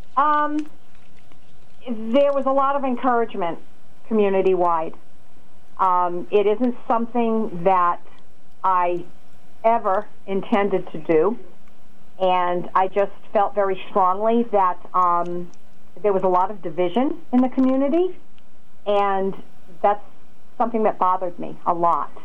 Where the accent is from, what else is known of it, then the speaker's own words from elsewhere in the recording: Norwich, Connecticut, United States; also born or lived in Griswold, Connecticut; I grew up in Norwich